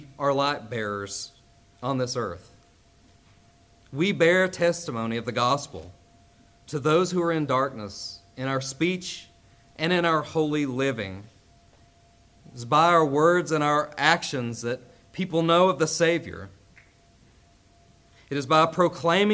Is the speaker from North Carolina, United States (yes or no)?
no; Castlewood, Virginia, United States; moved away; I am from Castlewood, Virginia